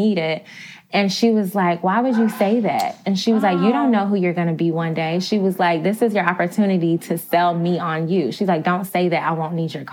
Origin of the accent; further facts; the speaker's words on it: Augusta, Georgia, United States; moved away as an adult; now in New York City, United States; I'm not even from Atlanta, Georgia. I'm from Augusta, Georgia. So I'm like small town girl.